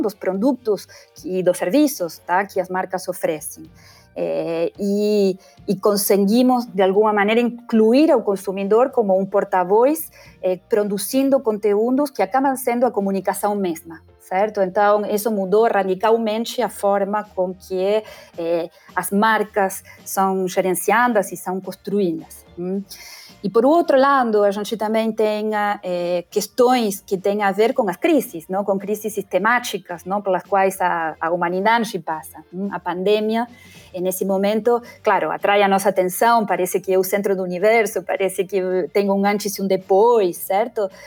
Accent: Argentina; accent: Argentine; Portuguese is a second language; moved away as an adult; also born or lived in England / Spain / Italy; o meu sotaque argentino

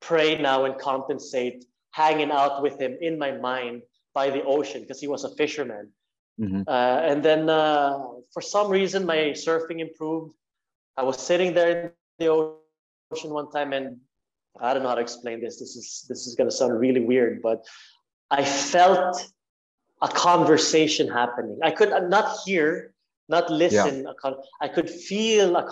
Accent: Norway; growing up in Norway

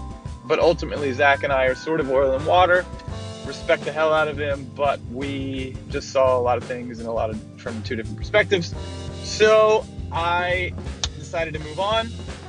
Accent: Philadelphia, Pennsylvania, United States; moved away; also born or lived in Santa Barbara / Puerto Vallarta; I'm from Philly. I'm a blue-collar kind of guy

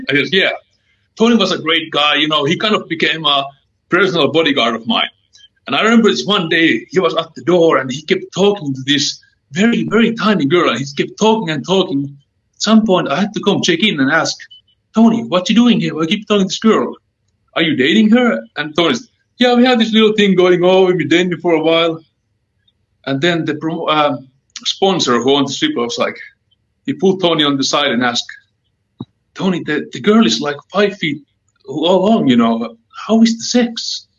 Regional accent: Helsinki, Uusimaa, Finland; English is a second language; also born or lived in Tucson, Arizona; now in Illinois, United States; my accent is a little bit thick. I'm from Helsinki, Finland.

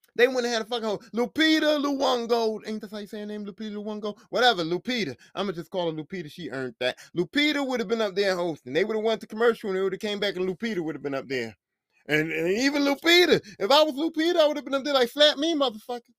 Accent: Philadelphia, Pennsylvania, United States; I'm from Philly

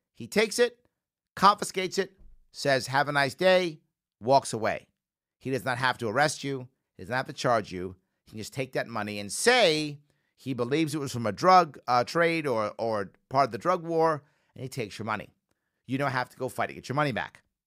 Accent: New York City, New York, United States; a Bronx native as I am

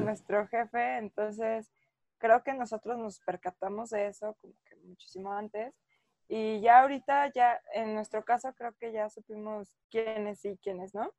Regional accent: Mexico City, Mexico; mi acta de nacimiento dice Distrito Federal

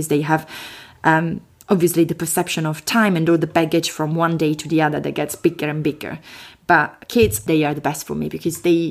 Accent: Chieti, Abruzzo, Italy; accent: Italian; English is a second language; moved away as an adult; now in London, United Kingdom; My accent is from Italy, which is a fantastic country, as you know, in the middle of Europe, southern Europe. I come from a place which is called Chieti

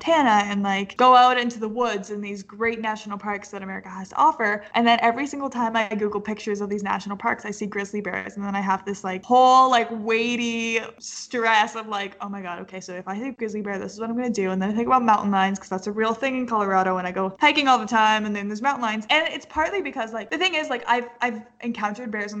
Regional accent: Canada; also born or lived in British Columbia; now in Denver, United States; I'm Canadian

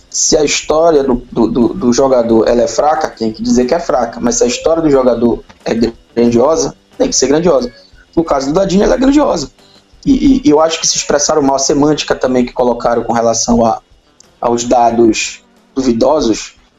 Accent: Belém, Pará, Brazil; eu tenho 38 anos, nasci em Belém

